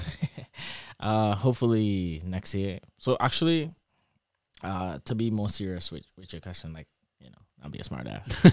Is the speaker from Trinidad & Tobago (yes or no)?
yes; Trinidad & Tobago; accent: Trini; moved away as an adult; also born or lived in Michigan, United States; now in Lansing, United States; my Trini accent